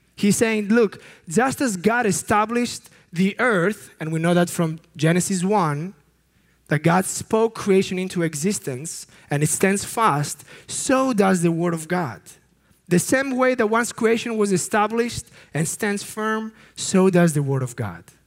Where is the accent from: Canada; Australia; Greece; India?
Greece; I come from Greece